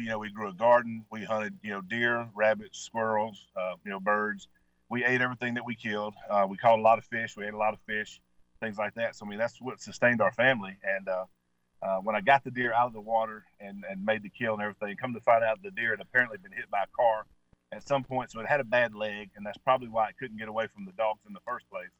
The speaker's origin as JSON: {"language": "English", "region": "Mississippi", "country": "United States", "tie": "born or raised there", "said": "I grew up hunting with in Mississippi"}